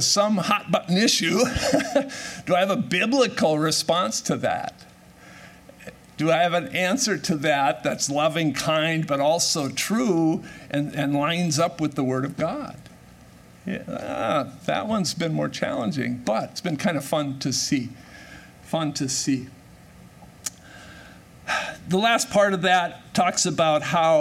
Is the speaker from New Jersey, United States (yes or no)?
no; Minnesota, United States; I'm born and raised in Minnesota